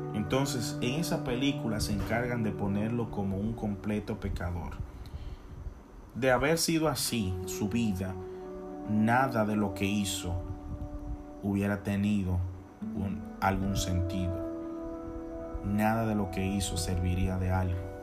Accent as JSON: {"language": "Spanish", "town": "Santiago de los Caballeros", "region": "Santiago", "country": "Dominican Republic", "said": "soy de la República Dominicana, de una hermosa ciudad llamada Santiago de los Caballeros"}